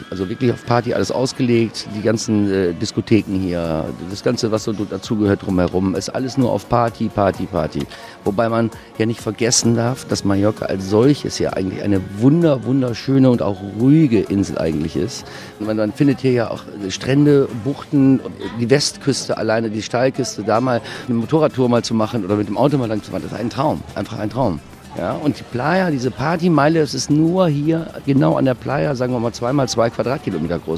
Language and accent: German; Germany; Ich bin in Deutschland aufgewachsen.